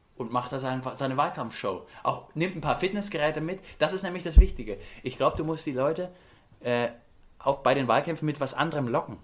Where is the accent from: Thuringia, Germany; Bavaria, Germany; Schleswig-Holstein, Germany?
Bavaria, Germany; wir kommen beide aus Bayern